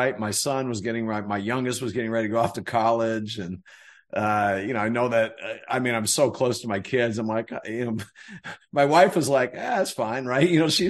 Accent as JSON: {"language": "English", "region": "North Carolina", "country": "United States", "tie": "born or raised there", "said": "where I grew up in North Carolina"}